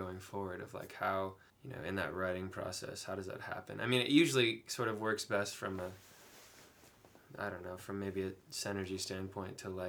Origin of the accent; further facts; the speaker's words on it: San Diego, California, United States; now in Nashville, United States; I grew up in San Diego in California